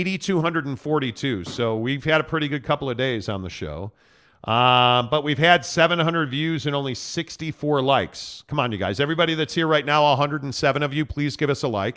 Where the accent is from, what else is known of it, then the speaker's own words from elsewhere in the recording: Chicago, Illinois, United States; I'm from Chicago